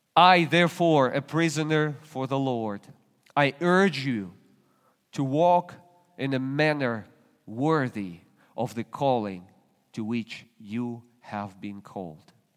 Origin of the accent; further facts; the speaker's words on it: Russia; moved away as an adult; now in United States; I was still a Russian citizen. Today I'm an American citizen